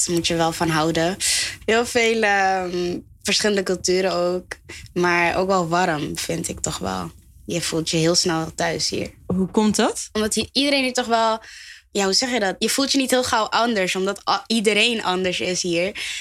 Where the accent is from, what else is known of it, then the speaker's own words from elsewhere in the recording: Groeneveen, North Holland, Netherlands; Ik ben opgegroeid in Groeneveen. Dat is gewoon Gansenhoef, dus dat is hier dichtbij.